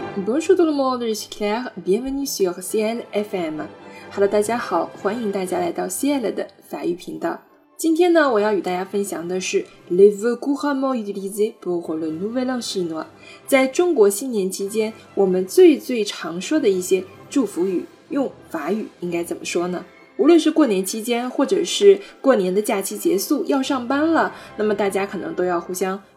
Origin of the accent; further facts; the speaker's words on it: China; 我们中国人非常常说的祝福语